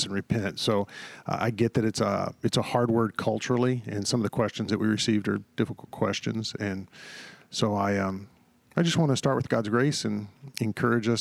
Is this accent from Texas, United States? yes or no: yes; Texas, United States; I grew up in the South, in Texas, and what was often described as the Bible Belt